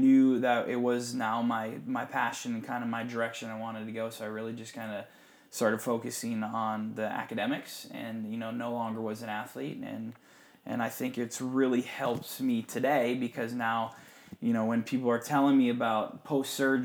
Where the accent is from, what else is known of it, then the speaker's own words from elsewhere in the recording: Upper Michigan, United States; moved away; I grew up in Upper Michigan